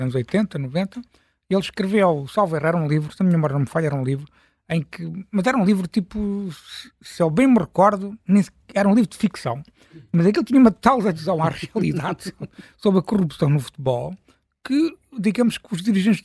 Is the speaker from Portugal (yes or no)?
yes; Algarve, Portugal; now in Lisbon, Portugal; eu não sou lisboeta, sou algarvio